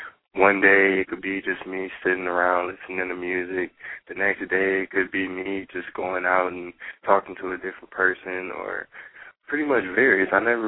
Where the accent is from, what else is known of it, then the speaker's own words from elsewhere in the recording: Atlanta, Georgia, United States; born there; now in Pontiac, United States; Well, as you know, I was born in Atlanta, Georgia. I didn't stay there for too long. I moved up to Pontiac later on